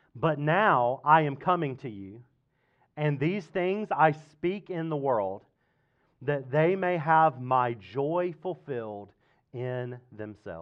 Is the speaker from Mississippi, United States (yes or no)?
yes; Mississippi, United States; now in Fredericksburg, United States; growing up in Mississippi